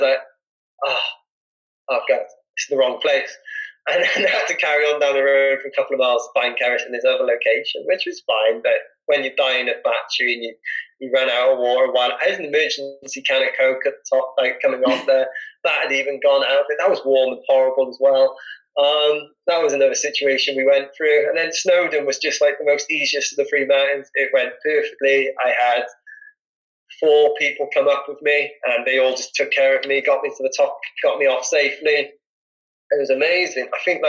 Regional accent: Wales, United Kingdom; Obviously, I'm a Welsh. I'm really proud to be Welsh.

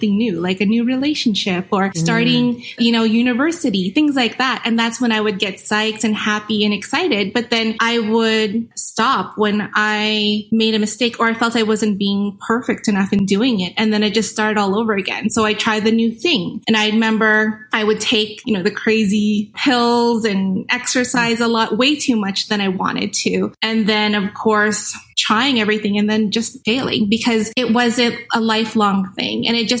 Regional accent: Winnipeg, Manitoba, Canada; I'm from Winnipeg, Manitoba.

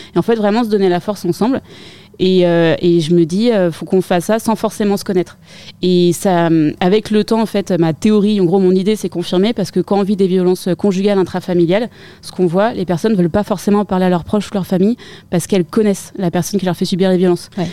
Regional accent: Paris region, Île-de-France, France; j'ai été élevée en région parisienne

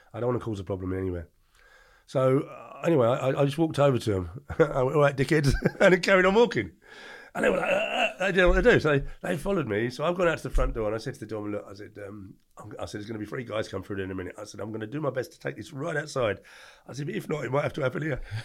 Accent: England, United Kingdom; born or raised there

